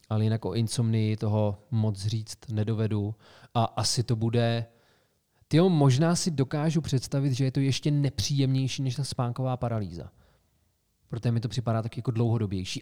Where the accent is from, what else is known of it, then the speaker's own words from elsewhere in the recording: Karlovy Vary Region, Czechia; Cheb leží v Karlovarském kraji, odkud pocházíme